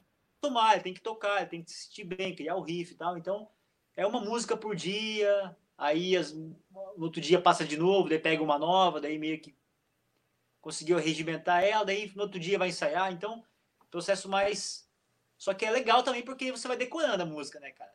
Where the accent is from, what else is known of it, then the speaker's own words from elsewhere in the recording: Fraiburgo, Santa Catarina, Brazil; also born or lived in Blumenau; eu nasci em Blumenau, é, só que eu fui morar em Freiburgo, lá no meio oeste catarinense, bem novo, assim.